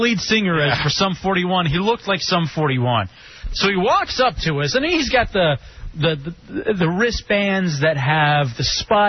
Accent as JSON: {"language": "English", "town": "Grand Prairie", "region": "Texas", "country": "United States", "tie": "born or raised there", "said": "Growing up in Dallas, Texas, in Grand Prairie, Texas, where I went to South Grand Prairie High School"}